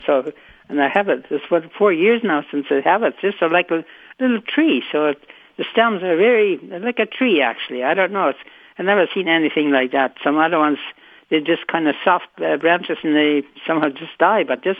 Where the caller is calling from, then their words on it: Winnipeg, Manitoba, Canada; Oh, I'm calling from Winnipeg.